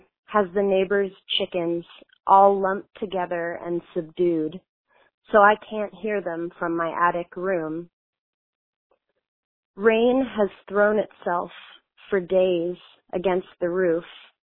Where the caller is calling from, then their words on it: Philadelphia, Pennsylvania, United States; I'm calling from Philadelphia, Pennsylvania.